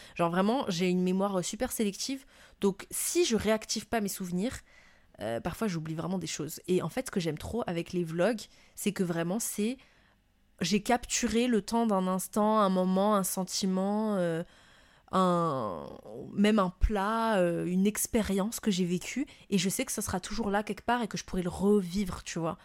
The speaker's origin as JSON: {"language": "French", "country": "Madagascar", "also_born_or_lived": "Montpellier, France", "moved": "as an adult", "lives_now": "France", "said": "ce que je vivais moi en France en tant que malgache étrangère euh, qui arrive de Madagascar"}